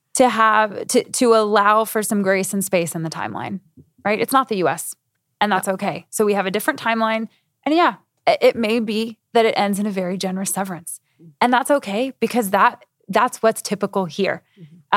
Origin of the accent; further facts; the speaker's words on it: United States; moved away as an adult; now in Europe; I'm saying this as an American